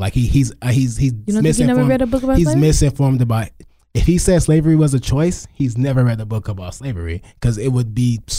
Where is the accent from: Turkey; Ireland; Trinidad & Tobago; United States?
United States; Crowley; I'm from Crowley.